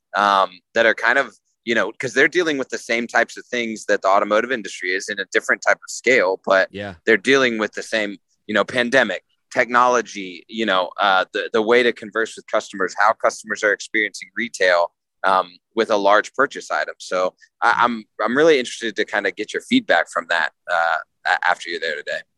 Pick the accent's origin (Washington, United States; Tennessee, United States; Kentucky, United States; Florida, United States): Tennessee, United States; Nashville; I'm from Nashville